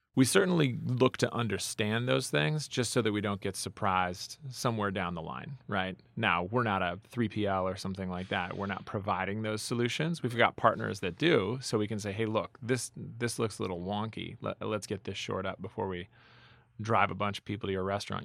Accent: Minnetonka, Minnesota, United States; moved away; also born or lived in Boston; I grew up in Minnetonka, Minnesota

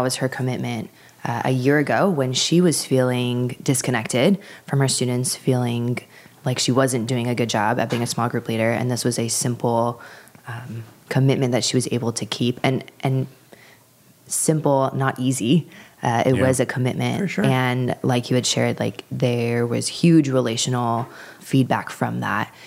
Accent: Los Angeles, California, United States; I am from the San Fernando Valley in the Los Angeles area in Southern California.

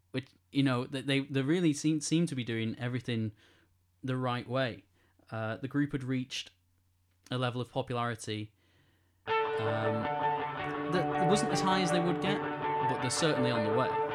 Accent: Greater Manchester, North West England, United Kingdom; I feel really proud to be from Greater Manchester, at least. I know, uh, maybe people who live in Manchester will say I'm not really from Manchester

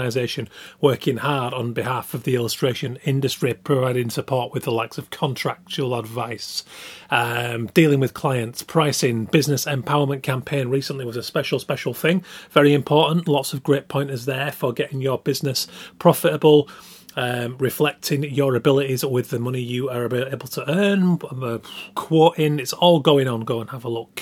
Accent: Yorkshire and the Humber, United Kingdom; I am from Yorkshire

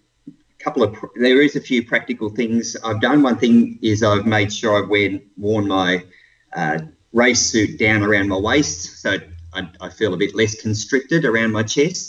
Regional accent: Blue Mountains, New South Wales, Australia; moved away as an adult; now in Melbourne, Australia; I grew up in the Blue Mountains in New South Wales and moved to Melbourne 20 years ago.

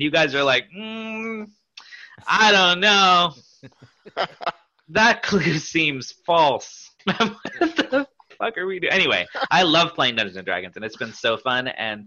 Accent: Pacific Northwest, United States; I grew up in the Pacific Northwest

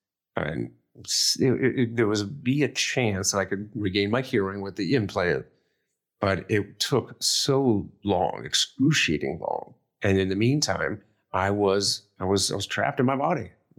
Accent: Akron, Ohio, United States; And it was my hometown, Akron, Ohio marathon, same week as my 20th high school reunion.

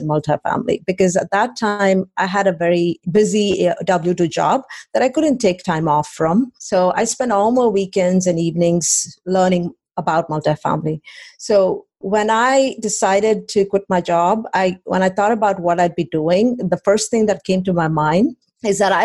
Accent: India; moved away as an adult; also born or lived in College Station, Texas; now in Austin, United States; I came from India 23 years ago now

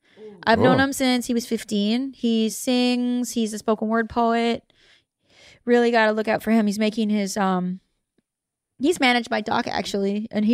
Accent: Canada; I'm Canadian.

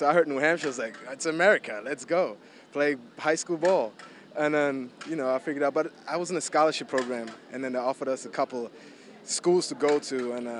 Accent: Hamburg, Germany; English is a second language; moved away as an adult; also born or lived in United States; now in New Orleans, United States; I grew up in Germany, mm-hmm. and you know, I was 18 when I graduated from my German high school, but I didn't speak English at that point. And that's when I came to America

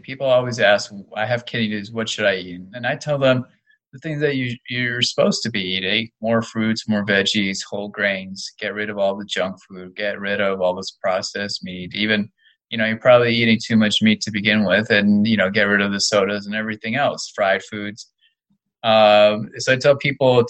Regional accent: Florida, United States; moved away; I grew up in Florida

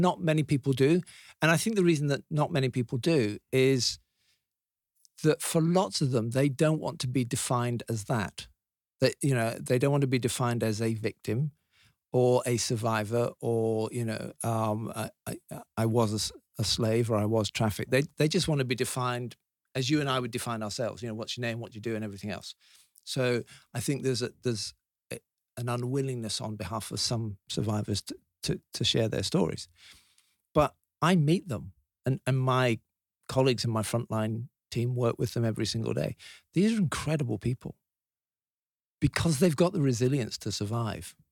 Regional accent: Leeds, Yorkshire and the Humber, United Kingdom; I was born in Leeds

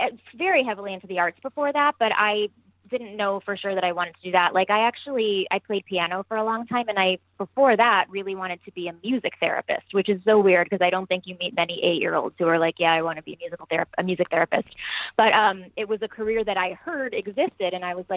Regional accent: Miami, Florida, United States; moved away as an adult; also born or lived in New York; now in Los Angeles, United States; I'm originally from Miami. I am born and raised there

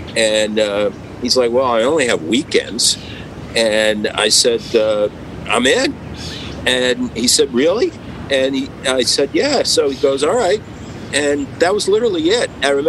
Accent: Stamford, Connecticut, United States; I grew up in Stamford, Connecticut

